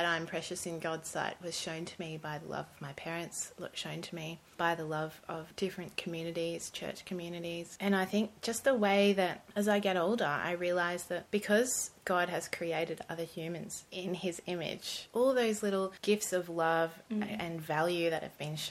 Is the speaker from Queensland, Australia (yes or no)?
yes; Gold Coast, Queensland, Australia; I grew up on the Gold Coast mainly, sunny Gold Coast, not much winter on the Gold Coast.